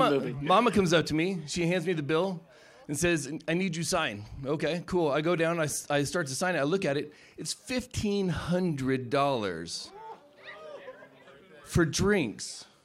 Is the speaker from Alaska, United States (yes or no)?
yes; Alaska, United States